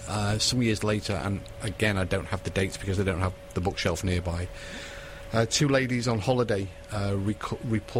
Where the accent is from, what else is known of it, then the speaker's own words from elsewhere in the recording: United Kingdom; I'm British